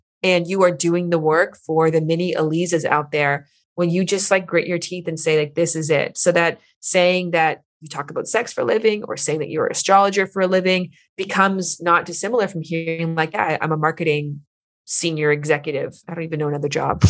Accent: Canada; now in Los Angeles, United States; I'm from Canada

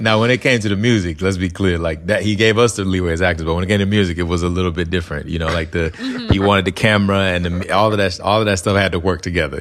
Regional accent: Alabama, United States; moved away; growing up in Alabama, um, I grew up in a place where we didn't really have a lot of access to arts

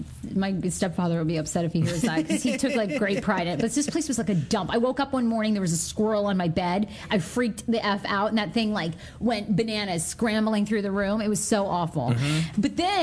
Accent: Maine, United States; moved away; also born or lived in Dresden, Maine / New York; I grew up in Maine, right? So for a brief period of time, when I was in high school, my mom and stepfather had a camp out on China Lake

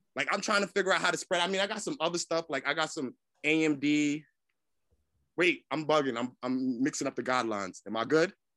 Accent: New York City, New York, United States; I'm from South Jamaica, Queens

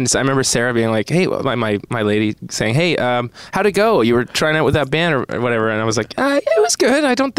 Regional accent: Newmarket, Ontario, Canada; also born or lived in Quebec; I was born in Quebec, grew up in Newmarket, Ontario

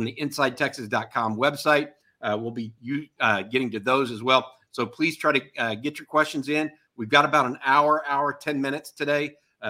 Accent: Texas, United States; I grew up in Texas

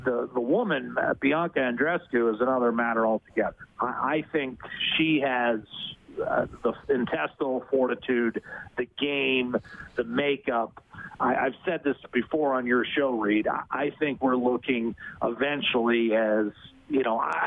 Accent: Meadville, Pennsylvania, United States; now in Edmonton, Canada; football coach at Allegheny College in my hometown, Meadville, Pennsylvania, Western Pennsylvania

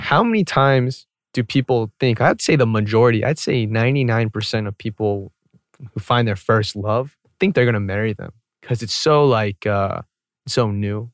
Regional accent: Atlanta, Georgia, United States; growing up in Atlanta, I went to a very predominantly white school.

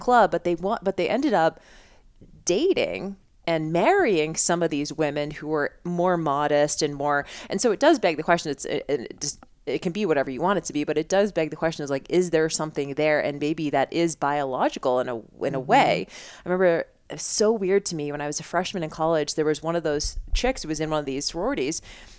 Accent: Boston, Massachusetts, United States; moved away; I grew up in Boston. It was a lot of like Northeast vibe

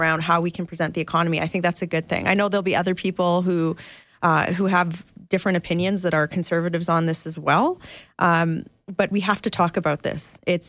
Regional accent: Manitoba, Canada; now in Alberta, Canada; as an Alberta voter, and an Albertan by choice. So I grew up in Manitoba

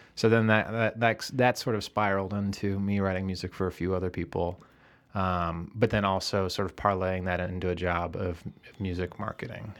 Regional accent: Eden Prairie, Minnesota, United States; now in Chicago, United States; Originally, I'm from Eden Prairie, Minnesota, which is a southwest suburb of Minneapolis.

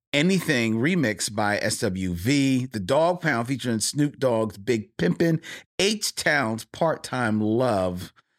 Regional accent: California, United States; Maybe it's because I'm from the Bay Area and it's a West Coast thing of why I love this soundtrack.

